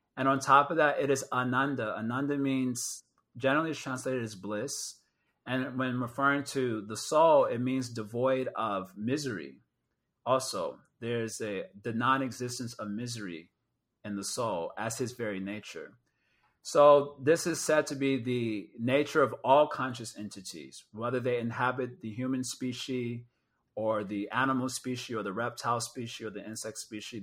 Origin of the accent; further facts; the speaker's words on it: Chicago, Illinois, United States; I'm from Chicago